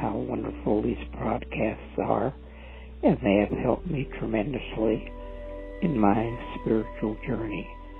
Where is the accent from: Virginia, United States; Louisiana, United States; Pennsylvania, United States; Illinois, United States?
Illinois, United States; I'm from Mount Illinois, and I have been following your podcast for some time now.